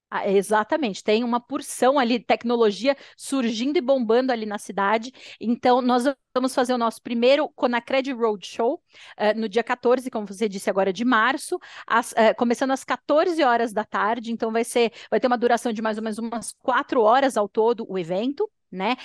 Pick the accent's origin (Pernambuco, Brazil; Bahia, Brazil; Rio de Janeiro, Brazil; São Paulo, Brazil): São Paulo, Brazil; moved away as an adult; also born or lived in London, United Kingdom; eu sou paulistana